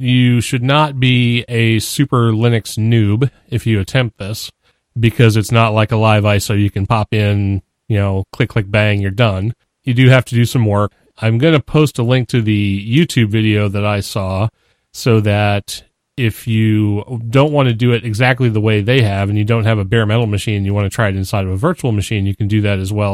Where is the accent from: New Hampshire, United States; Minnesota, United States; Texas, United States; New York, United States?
New Hampshire, United States; I'm from New Hampshire